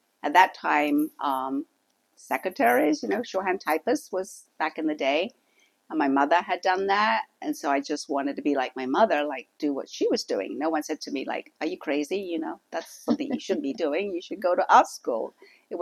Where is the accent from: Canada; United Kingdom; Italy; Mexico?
United Kingdom; England; now in United States; where I came from growing up in England